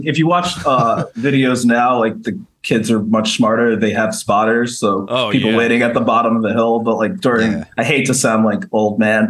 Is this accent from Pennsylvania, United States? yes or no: no; New Rochelle, New York, United States; moved away as an adult; also born or lived in San Francisco, California; I grew up in Westchester, which is just north